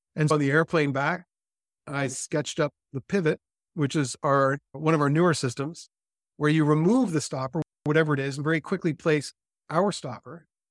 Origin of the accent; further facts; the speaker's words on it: California, United States; I was raised in California